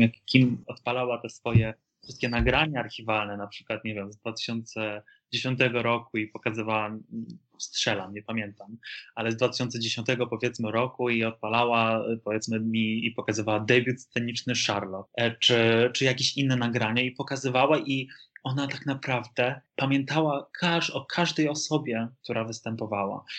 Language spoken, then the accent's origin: Polish; Lublin, Lublin Voivodeship, Poland; moved away; to jest moja, moje, rodzinne, moje rodzinne miasto